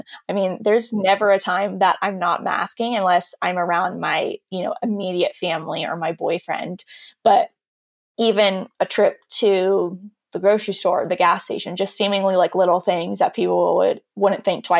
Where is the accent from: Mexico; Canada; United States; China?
United States; California; Yeah, and I said, yeah, from the South of California, not the actual South, because apparently they thought I had a Southern accent, which I don't hear at all.